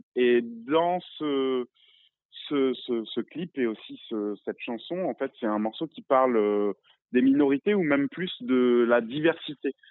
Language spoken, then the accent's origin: French; Réunion; moi j'ai grandi à La Réunion, je suis réunionnais